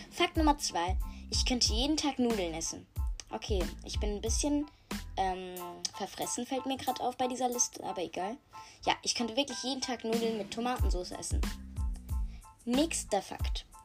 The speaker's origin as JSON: {"language": "German", "country": "Germany", "tie": "born there", "said": "Äh, ja, und ich bin auch, also ich bin in Deutschland geboren."}